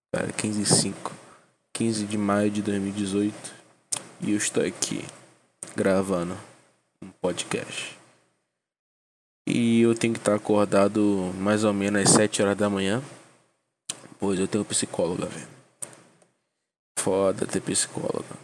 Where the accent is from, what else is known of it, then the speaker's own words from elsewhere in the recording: Salvador, Bahia, Brazil; born there; now in Nova Iguaçu, Brazil; tenho 20 anos para 21, moro em Nova Iguaçu, mas nasci em Salvador, Bahia.